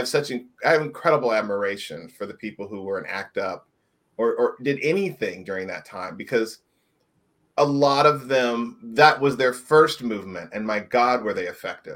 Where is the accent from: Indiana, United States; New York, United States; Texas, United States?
Indiana, United States; I grew up in Indiana, and I tell people it's seemingly very polite and very nice.